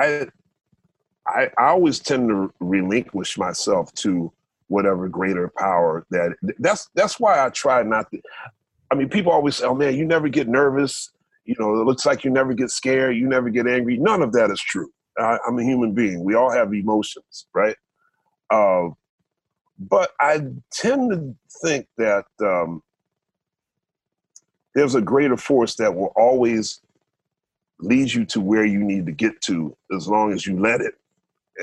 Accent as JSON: {"language": "English", "town": "Philadelphia", "region": "Pennsylvania", "country": "United States", "tie": "born or raised there", "said": "the church that we grew up in Philadelphia"}